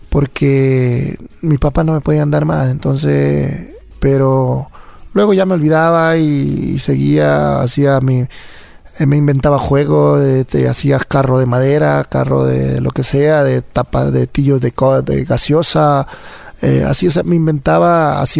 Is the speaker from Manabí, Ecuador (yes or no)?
yes; La Crespa, Manabí, Ecuador; also born or lived in Chone / Flavio Alfaro; yo nací en Chone, en la provincia de Manabí, pero... 100% Manaba, como dicen. 100%, eso sí. este, y, pero de ahí me crié en un pueblito que se llama La Crespa.